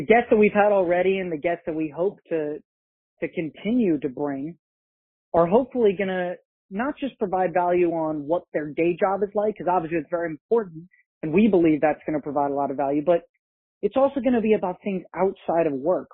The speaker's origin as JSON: {"language": "English", "region": "about an hour north of New York City", "country": "United States", "tie": "born or raised there", "said": "I grew up in New York, about an hour north of New York City"}